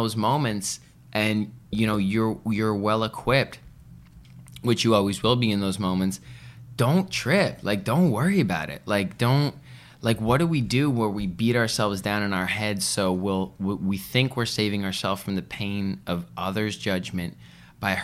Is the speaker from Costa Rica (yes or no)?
no; Vancouver, British Columbia, Canada; I'm from Vancouver.